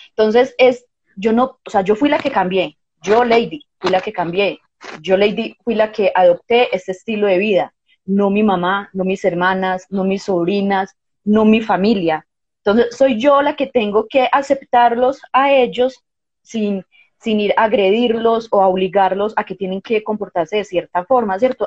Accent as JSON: {"language": "Spanish", "country": "Colombia", "tie": "born or raised there", "also_born_or_lived": "Medellín, Colombia", "said": "yo nací en Colombia"}